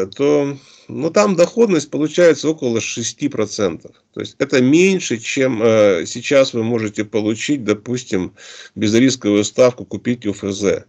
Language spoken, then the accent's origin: Russian; Omsk, Omsk Oblast, Russia; мы сами из Омска